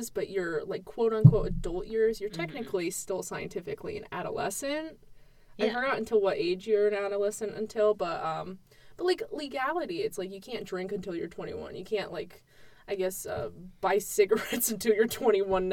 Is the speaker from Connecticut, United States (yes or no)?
yes; Connecticut, United States; I'm from Connecticut